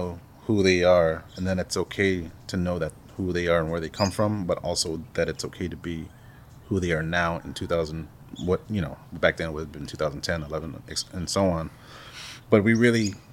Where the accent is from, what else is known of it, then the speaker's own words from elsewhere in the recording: Salt River, Arizona, United States; I've been actively involved in trying to work in my community that I grew up in here in Salt River